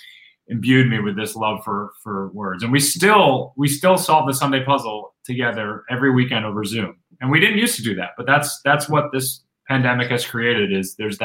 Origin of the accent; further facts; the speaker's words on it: Rochester, New York, United States; I was at a pumpkin patch in upstate New York. I grew up in Rochester, New York.